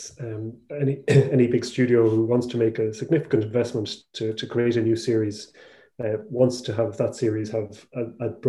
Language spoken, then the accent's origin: English; Ireland